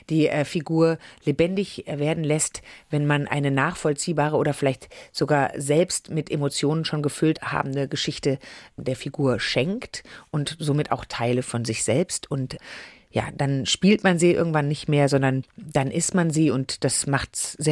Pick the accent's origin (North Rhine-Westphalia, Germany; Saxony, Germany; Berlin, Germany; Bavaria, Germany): North Rhine-Westphalia, Germany; Düsseldorf; Ich bin in Düsseldorf aufgewachsen.